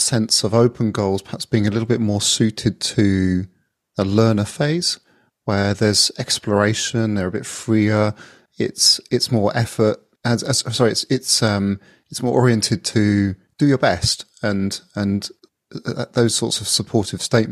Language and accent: English; England, United Kingdom; as an Englishman